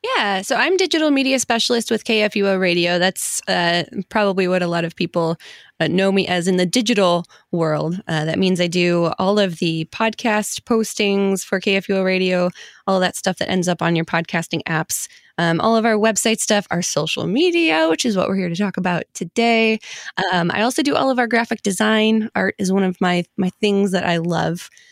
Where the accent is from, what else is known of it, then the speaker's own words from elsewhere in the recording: Detroit, Michigan, United States; I'm from the Detroit area